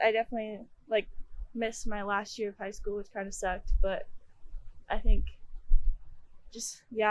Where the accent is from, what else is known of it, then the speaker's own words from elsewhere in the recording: Colorado, United States; moved away as an adult; now in Sacramento, United States; I'm from Colorado, so moving out here was kind of tough to navigate.